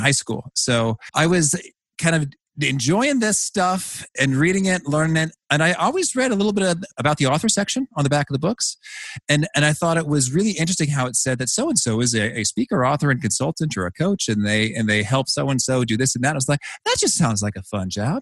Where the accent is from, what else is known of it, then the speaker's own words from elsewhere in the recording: Danville, Illinois, United States; when I was just a kid growing up in Danville, Illinois